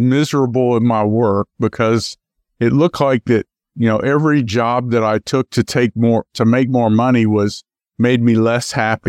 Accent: Memphis, Tennessee, United States; also born or lived in Akron, Ohio; I was actually born in Akron, Ohio, but did most of my growing up in Memphis, Tennessee.

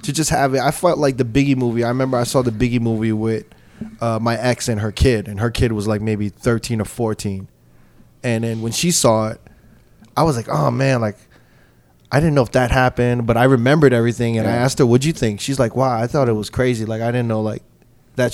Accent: New York, United States; growing up in New York

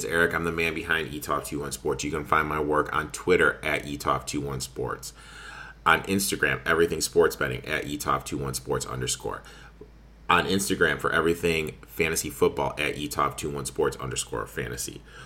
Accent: Mount Pleasant, Michigan, United States; I grew up in Mount Pleasant

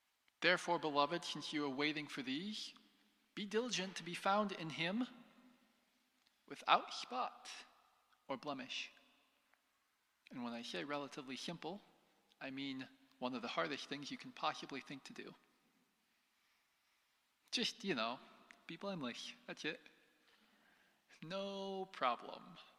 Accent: United States; moved away as an adult; I'm an American.

